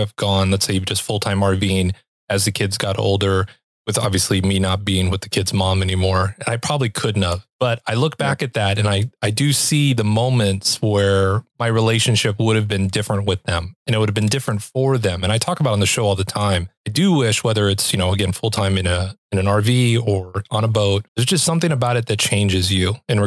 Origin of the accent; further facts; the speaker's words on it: Southern California, United States; moved away; I'm originally from Southern California